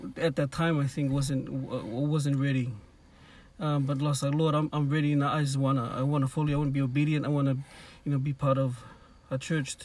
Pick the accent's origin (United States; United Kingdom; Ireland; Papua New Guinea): Papua New Guinea; now in Cairns, Australia; Growing up in Papua New Guinea